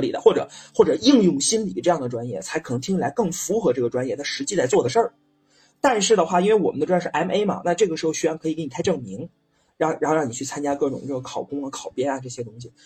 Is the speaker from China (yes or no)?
yes; China; 像我这种传统的中国老男人